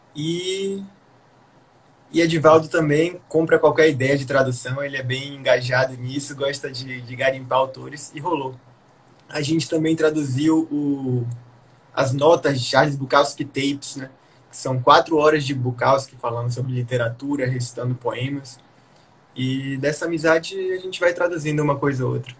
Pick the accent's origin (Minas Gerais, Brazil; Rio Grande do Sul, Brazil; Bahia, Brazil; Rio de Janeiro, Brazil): Bahia, Brazil; eu sou baiano, né, nordestino